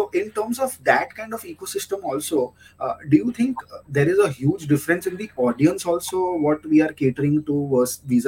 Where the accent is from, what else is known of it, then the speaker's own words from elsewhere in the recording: Kolkata, West Bengal, India; now in Mumbai, India; Like eastern side of the India, I am from Kolkata, right? So I have a very sweet tooth, so I always make sure that I get someone get me sweets from there. Currently I'm residing in Mumbai